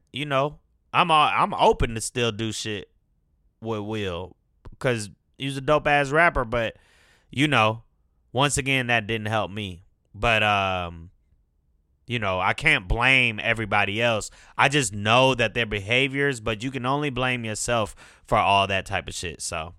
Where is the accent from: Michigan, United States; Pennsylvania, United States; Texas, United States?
Michigan, United States; Detroit; born there; also born or lived in California; now in Atlanta, United States; I was born in Detroit. Moved to California, then moved to Atlanta. Spent significant time in all of them, years at least. Been in Atlanta most of my life.